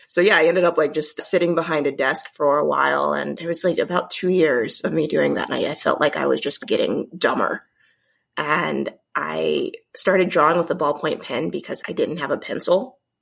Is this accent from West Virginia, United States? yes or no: no; Omaha, Nebraska, United States; I'm from Omaha, Nebraska, originally born and raised